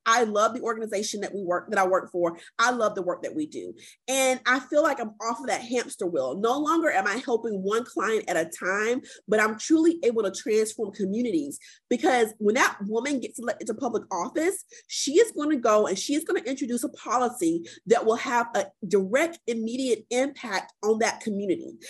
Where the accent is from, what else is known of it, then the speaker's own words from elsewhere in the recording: Columbia, South Carolina, United States; born and raised in Columbia, South Carolina, um, and currently working out of Columbia, South Carolina